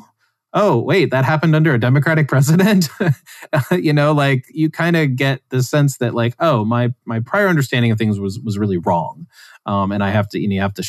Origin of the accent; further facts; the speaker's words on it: West Virginia, United States; I grew up in West Virginia, and I grew up near poverty